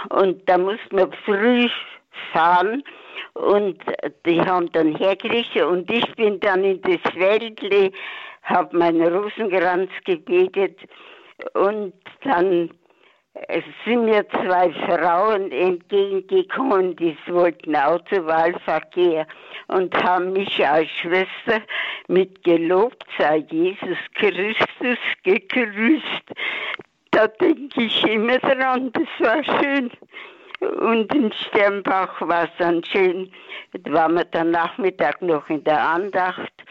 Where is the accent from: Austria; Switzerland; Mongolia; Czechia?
Czechia; Sudetenland; now in Ursberg, Germany; Und wir, wir sind auch aus dem Sudetenland gewesen vor 77 Jahren, muss man fort.